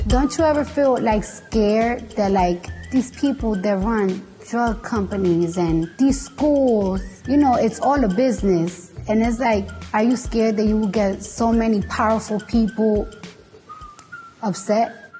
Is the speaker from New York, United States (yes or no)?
yes; New York City, New York, United States; I'm from New York and the streets is always dirty. We was voted the dirtiest city in America